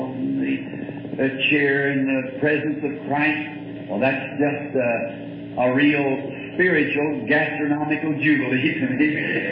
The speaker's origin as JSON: {"language": "English", "region": "the South", "country": "United States", "said": "I'm a Southerner."}